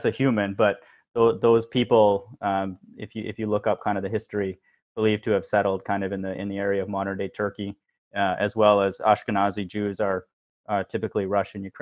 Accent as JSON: {"language": "English", "country": "India", "tie": "born or raised there", "moved": "yes", "lives_now": "United States", "said": "I was born in India"}